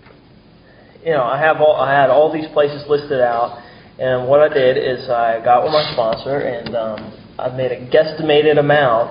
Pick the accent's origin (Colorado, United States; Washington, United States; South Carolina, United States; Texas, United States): South Carolina, United States; Mount Pleasant; also born or lived in Charleston; I'm from Charleston, but grew up in Mount Pleasant, spent a lot of time downtown in Charleston too